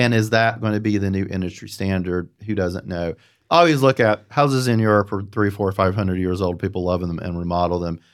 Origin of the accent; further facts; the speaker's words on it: Apex, North Carolina, United States; also born or lived in Los Angeles; As I am from North Carolina, from Central, the Raleigh-Durham, actually, Apex area